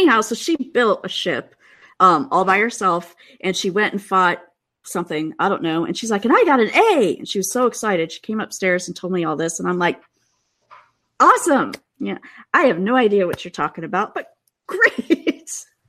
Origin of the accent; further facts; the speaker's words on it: Midwest, United States; now in Seattle, United States; I still do feel bad complaining, you know, because I grew up in the Midwest.